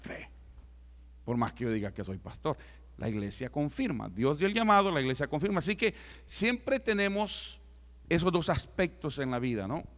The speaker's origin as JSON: {"language": "Spanish", "country": "El Salvador", "moved": "yes", "said": "yo como salvadoreño no puedo entrar a muchos lugares"}